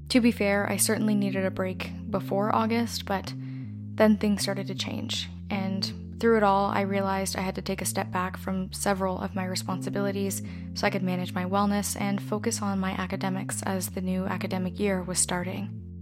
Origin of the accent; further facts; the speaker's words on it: Canada; As a Canadian and descendant of settlers